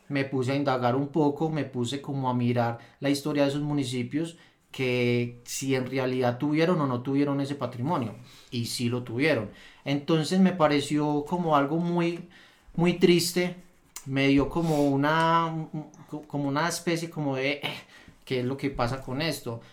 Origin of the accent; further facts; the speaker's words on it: Rionegro, Antioquia, Colombia; nuestro municipio